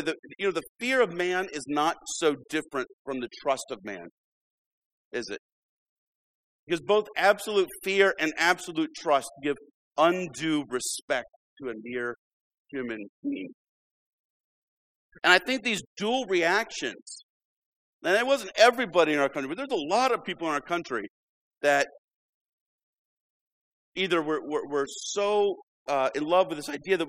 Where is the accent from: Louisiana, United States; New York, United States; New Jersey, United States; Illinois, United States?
Illinois, United States; When I was growing up in Illinois